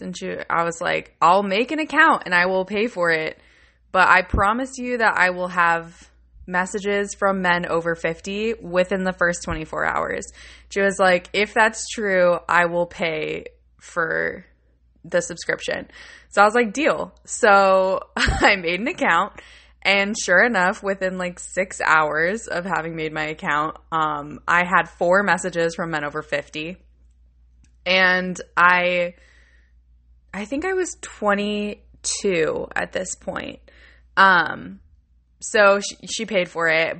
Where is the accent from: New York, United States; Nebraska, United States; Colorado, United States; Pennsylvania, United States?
New York, United States; Buffalo; I'm from Buffalo, New York